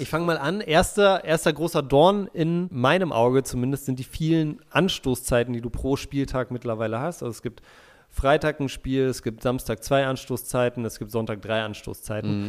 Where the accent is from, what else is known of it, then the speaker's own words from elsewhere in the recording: Berlin, Germany; moved away; also born or lived in Munich; das sind meine Wurzeln, ich komme aus Berlin, war auch mal super stolz darauf, dass ich Berliner bin